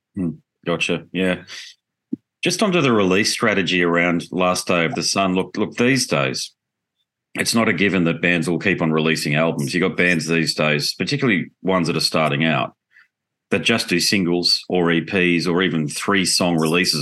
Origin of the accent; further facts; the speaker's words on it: Australia; being Australian